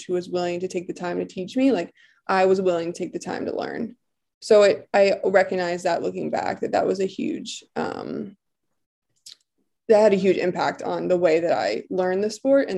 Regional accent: Bucks County, Pennsylvania, United States; I'm from Bucks County in Pennsylvania

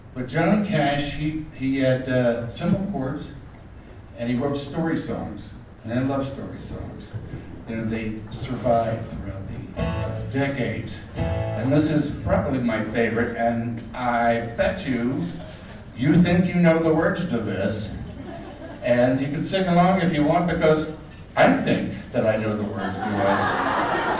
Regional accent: Houston, Texas, United States; I grew up in Houston

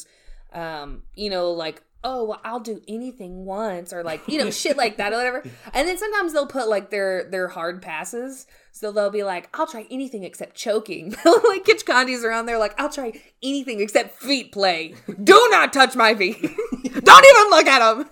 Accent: United States; We're from America

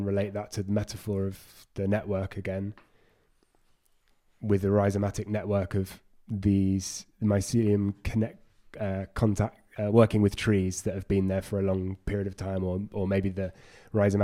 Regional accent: London, United Kingdom; I grew up in London, a very multicultural city

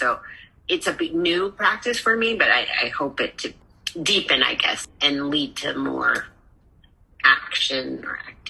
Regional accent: Berkeley, California, United States; I grew up in Berkeley, California, so we had Indigenous Peoples Day when I was in elementary school, and I'm 50 years old, 54 years old.

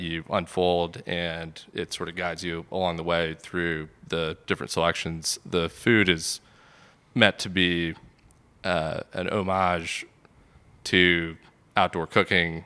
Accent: Sandy Springs, Georgia, United States; I grew up in Sandy Springs

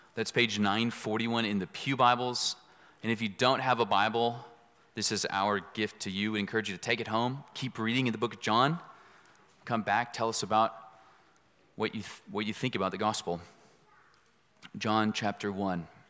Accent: Dallas, Texas, United States; also born or lived in East Los Angeles, California; I was born in East L A. I grew up in Dallas

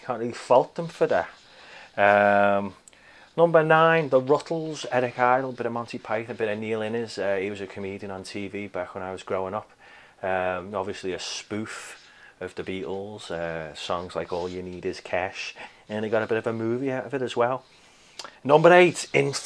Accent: Liverpool, North West England, United Kingdom; I was born and raised around Liverpool.

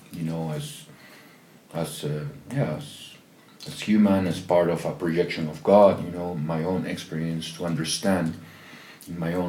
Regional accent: Peru; I'm from Peru

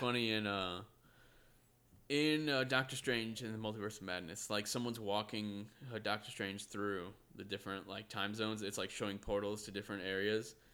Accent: United States; we're one of the few here from America

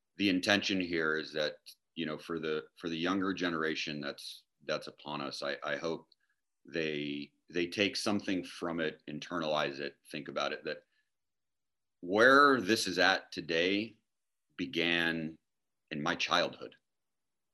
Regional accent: United States; we grew up here in the United States

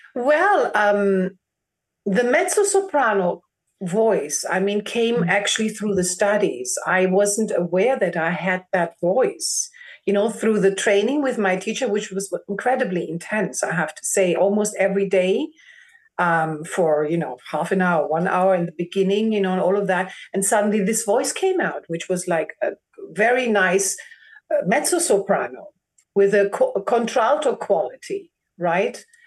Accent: Germany; first language German; English is a second language; I'm a Greek born in Germany and my first language actually is German

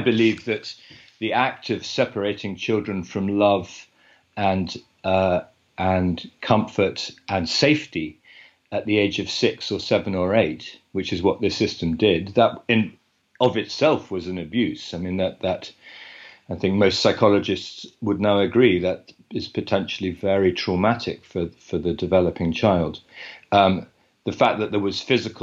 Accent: United Kingdom; I'm a British journalist and author.

